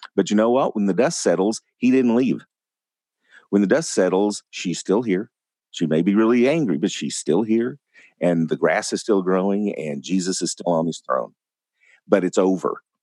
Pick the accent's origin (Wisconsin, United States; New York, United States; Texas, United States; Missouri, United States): Texas, United States; West; growing up in West Texas